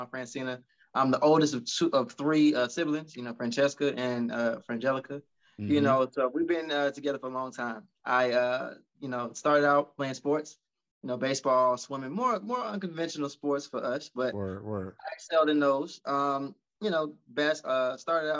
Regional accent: Atlanta, Georgia, United States; also born or lived in Decatur, Georgia / Hampton, Virginia; I'm from Atlanta

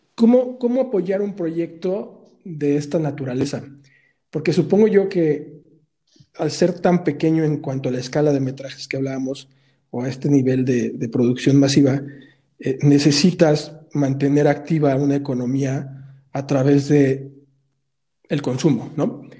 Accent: Mexico City, Mexico; nosotros como chilangos

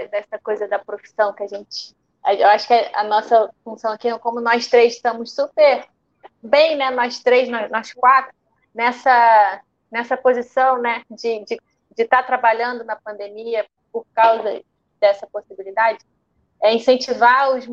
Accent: Rio de Janeiro, Brazil; E nós somos do Rio de Janeiro, então é, um, é uma cidade muito visada para música

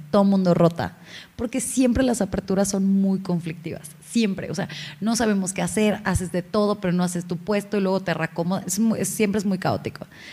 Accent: Hidalgo, Mexico; yo soy mexa, soy de Hidalgo

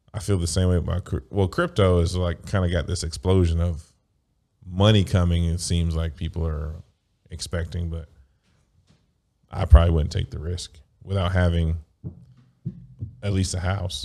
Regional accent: United States; I grew up in a capitalistic, like, America

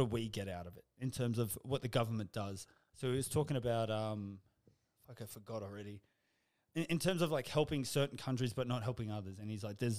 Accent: Australia; I'm proud of being Australian

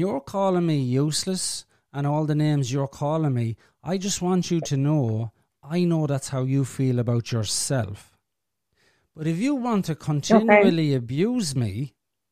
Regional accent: Ireland; I'm from Ireland.

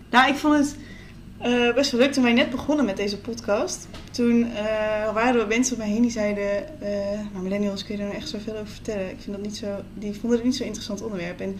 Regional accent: Netherlands; Zeker als Nederlandse eh, millennials.

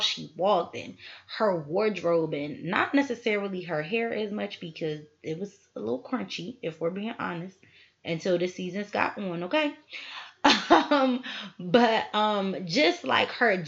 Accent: Philadelphia, Pennsylvania, United States; born and raised in Philly. 215 till

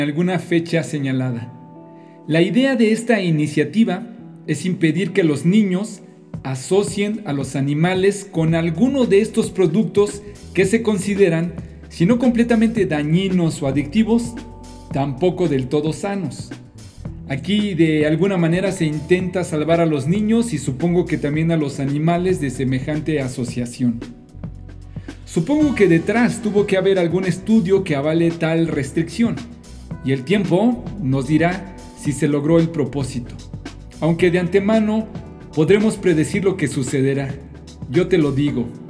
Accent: Mexico; En mi país, en México

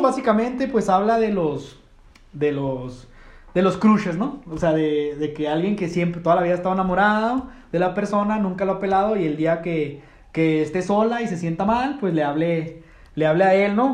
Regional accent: Mexico; somos mexicanos

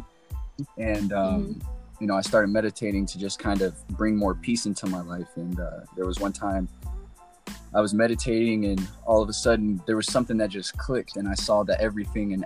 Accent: Alabama, United States; growing up in Alabama, the Bible Belt

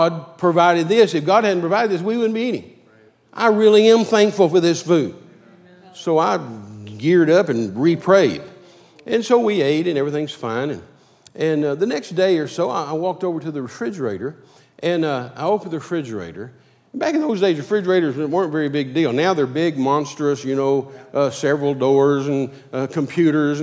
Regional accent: Midland, Texas, United States; moved away; I was raised in Midland

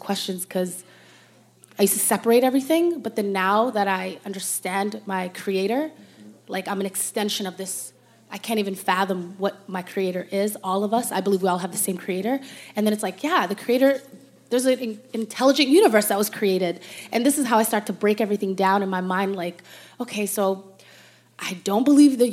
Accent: Toronto, Ontario, Canada; growing up in Toronto

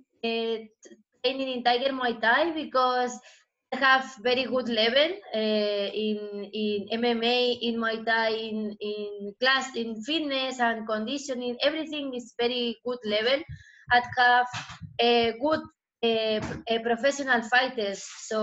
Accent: Spain; English is a second language; now in Thailand; So, memories I don't have because him lived in Argentina and me, I grew up in Spain.

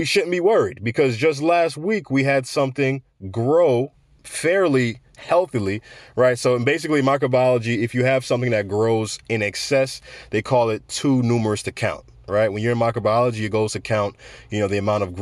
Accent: United States; I grew up in America

